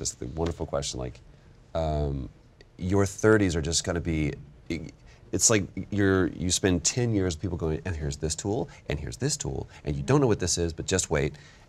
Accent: Dallas, Texas, United States; I'm from Dallas.

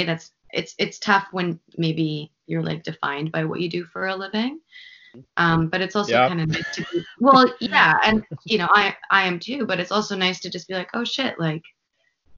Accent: Vancouver, British Columbia, Canada; also born or lived in Los Angeles; this is my hometown

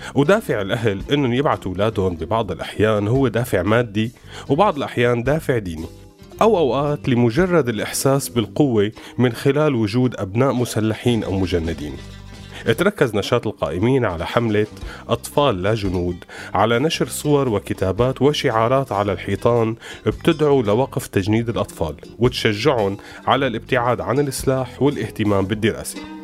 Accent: Syria; نحن سوريين

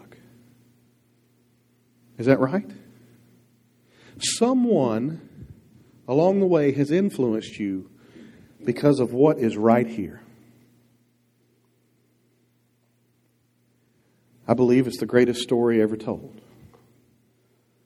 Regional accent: Dierks, Arkansas, United States; I was raised in Dirks, Arkansas

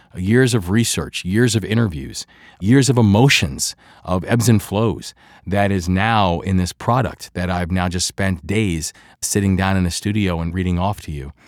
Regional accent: Baltimore, Maryland, United States; accent: Baltimore; I'm a Baltimore guy, so my Baltimore accent kicks in every now and then

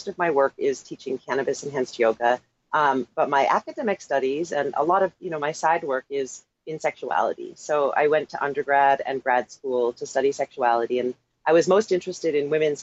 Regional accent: Toronto, Ontario, Canada; now in San Francisco, United States; I am from Toronto, and interestingly enough, I don't actually speak any French

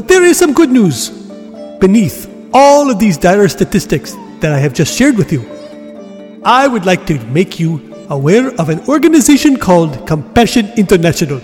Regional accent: India; my home country of India.

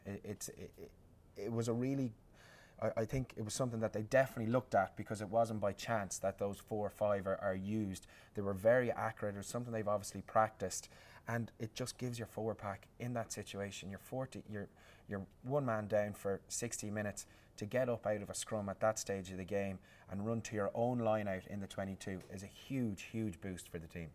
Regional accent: Ireland; as an Irishman

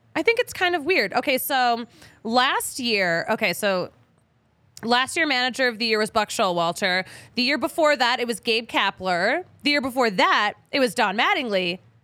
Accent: Philadelphia, Pennsylvania, United States; now in Denver, United States; I'm from Philly

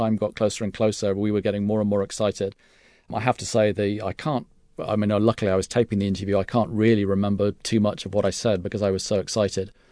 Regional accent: United Kingdom; accent: English; as a British tourist

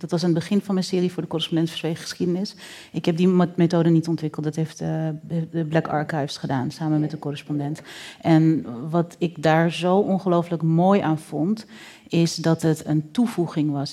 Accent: Netherlands; wij als Nederlanders

